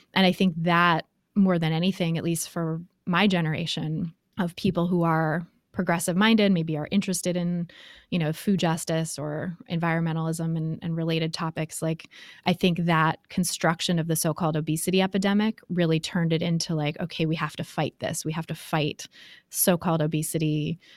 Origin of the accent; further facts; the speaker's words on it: Bay Area, California, United States; I grew up in the Bay Area